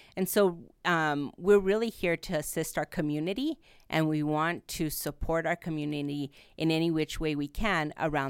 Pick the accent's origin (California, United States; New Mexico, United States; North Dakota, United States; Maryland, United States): New Mexico, United States; first language Spanish; English is a second language; Well, I was born and raised here in New Mexico. I actually also had the opportunity to live in Mexico City with my parents for about 5-6 years.